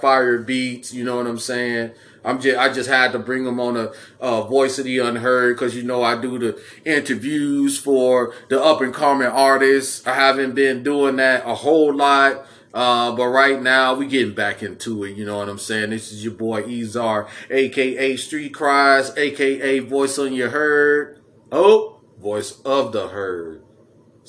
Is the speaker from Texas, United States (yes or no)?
no; Chicago, Illinois, United States; I'm from Chicago myself